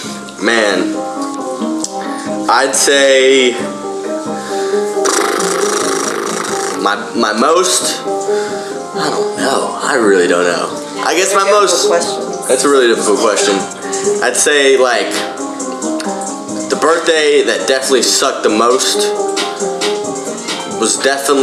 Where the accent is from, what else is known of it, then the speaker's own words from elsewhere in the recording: Fort Mill, South Carolina, United States; I was born near Charlotte, North Carolina